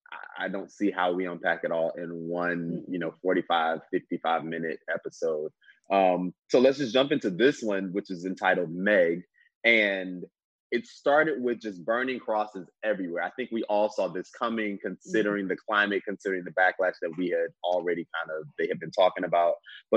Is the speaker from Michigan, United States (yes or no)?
no; Florida, United States; moved away as an adult; now in Los Angeles, United States; I'm from Florida, like raised and everything